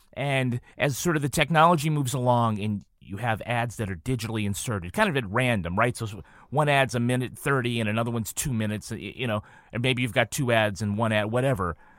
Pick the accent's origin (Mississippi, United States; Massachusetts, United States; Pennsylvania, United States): Massachusetts, United States; Holyoke; I'm from Holyoke, Massachusetts